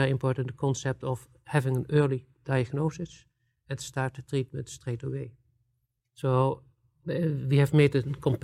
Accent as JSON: {"language": "English", "country": "Netherlands", "said": "I'm coming from the Netherlands"}